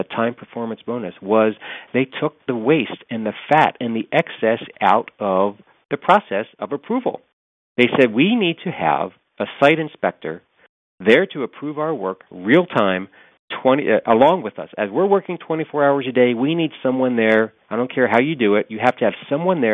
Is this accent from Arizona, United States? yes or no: no; Los Angeles, California, United States; I'm from Los Angeles